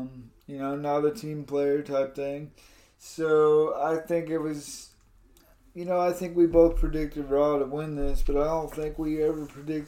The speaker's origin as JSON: {"language": "English", "country": "Canada", "said": "hate on America, I'm Canadian, I'm, you know what I mean?"}